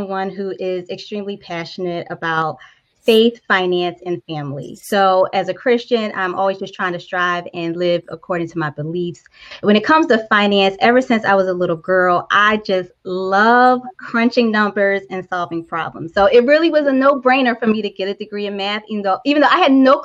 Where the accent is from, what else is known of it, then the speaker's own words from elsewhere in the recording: Philadelphia, Pennsylvania, United States; I grew up in North Philadelphia